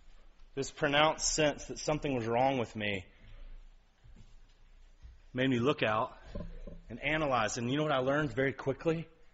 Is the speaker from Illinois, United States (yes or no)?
no; East Ridge, Tennessee, United States; I grew up in East Ridge on ball fields. Around country people.